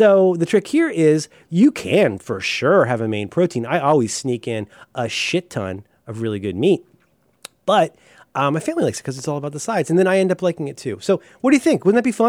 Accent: Ohio, United States; I'm American. I'm from Ohio.

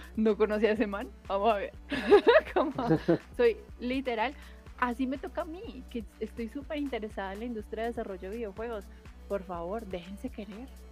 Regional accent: Colombia

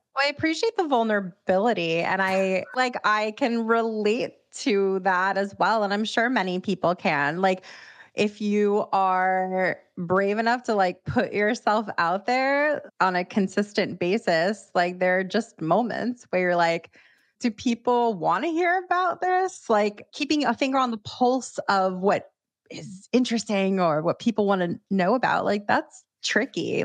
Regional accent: Miami, Florida, United States; now in New York, United States; someone else who's not originally from New York, I'm from Miami

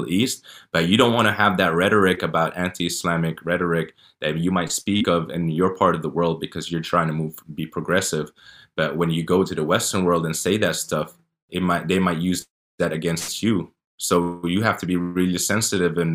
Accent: Saudi Arabia; born there; You know, I was born in Saudi Arabia. I've done Hajj.

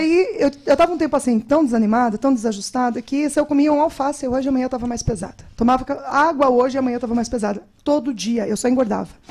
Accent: Paraná, Brazil; accent: leite quente; moved away as an adult; also born or lived in Brasília; sou paranaense

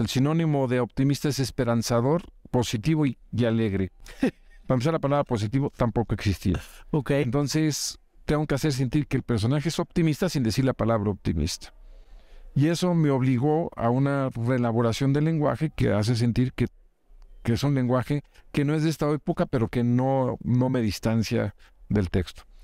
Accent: Mexico; agradezco como mexicano

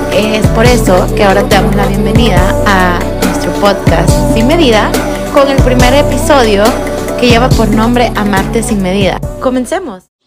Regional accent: El Salvador; moved away as an adult; now in Miami, United States; vivo en Miami ahorita, soy de Salvador.

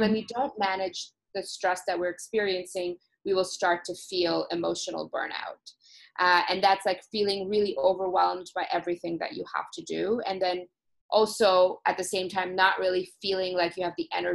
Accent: Toronto, Ontario, Canada; I'm originally from Toronto

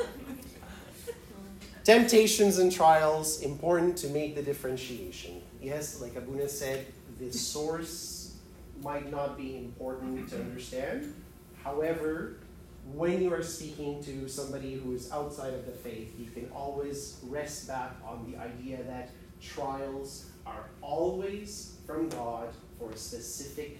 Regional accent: Edmonton, Alberta, Canada; I grew up in Edmonton

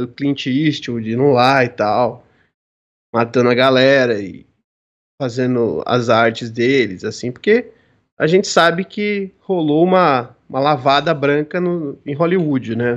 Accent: São Paulo, Brazil; eu sou de São Paulo

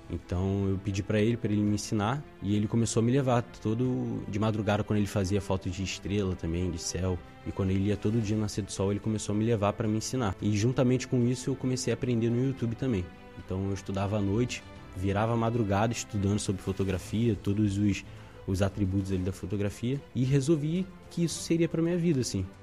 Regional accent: Rio de Janeiro, Brazil; also born or lived in Ilha do Governador / Padre Miguel / Inhaúma / Madureira; eu rodei o Rio de Janeiro inteiro, assim, até chegar no lugar onde eu passei mais tempo da minha vida. Então eu nasci na, na Ilha do Governador

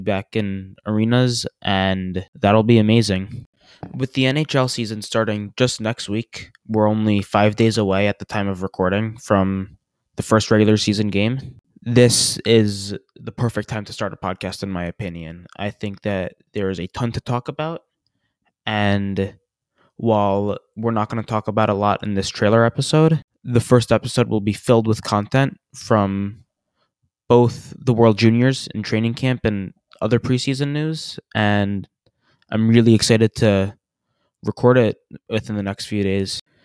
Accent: New York, United States; moved away; I am originally from New York, and I am a huge Ranger fan

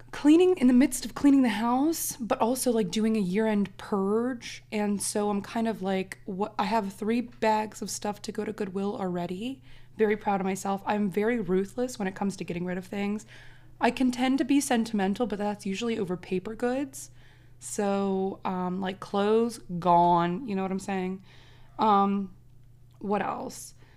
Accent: Maryland, United States; We're both from Maryland.

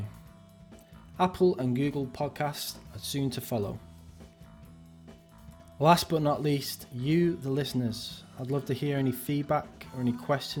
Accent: Wigan, North West England, United Kingdom; a fellow Wiganer

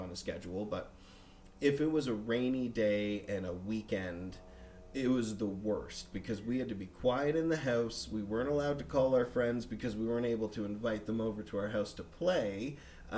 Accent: Bedford, Nova Scotia, Canada; also born or lived in Winnipeg, Manitoba; growing up in Bedford, it was a really nice community.

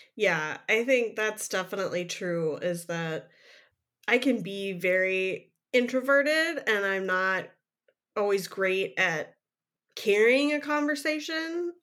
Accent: Midwest, United States; I'm a Midwesterner

